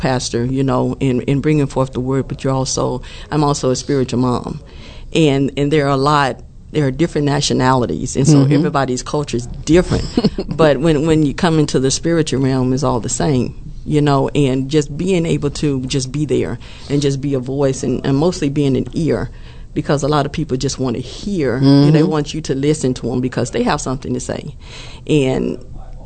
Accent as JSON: {"language": "English", "region": "the South", "country": "United States", "tie": "born or raised there", "said": "growing up in the South"}